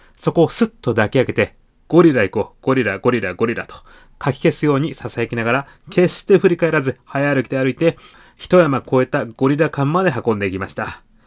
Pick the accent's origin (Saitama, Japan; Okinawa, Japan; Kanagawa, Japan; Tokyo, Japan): Tokyo, Japan; 私自身も東京出身なんですが